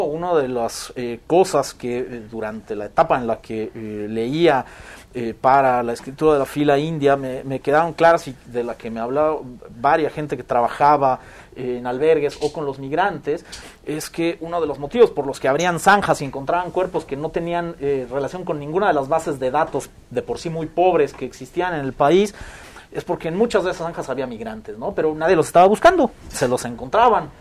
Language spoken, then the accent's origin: Spanish; Mexico; como sociedad mexicana